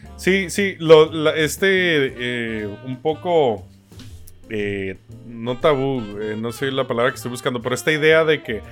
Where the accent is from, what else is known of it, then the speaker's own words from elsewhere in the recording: Tijuana, Baja California, Mexico; moved away; Yo nací en Tijuana, güey, México, frontera con Estados Unidos. Para mí, Estados Unidos, cuando crecí, era el primer mundo y era el objetivo a llegar, porque pues de ahí soy